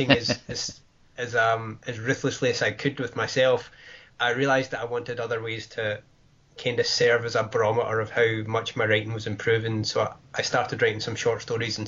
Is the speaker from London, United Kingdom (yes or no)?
no; Wishaw, Scotland, United Kingdom; now in Glasgow, United Kingdom; I grew up in Wishaw, which is a smaller town, and I live in the city centre now